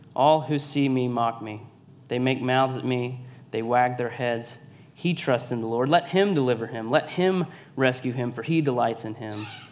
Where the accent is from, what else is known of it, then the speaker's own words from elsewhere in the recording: Savannah, Georgia, United States; I'm from Savannah, Georgia, born and raised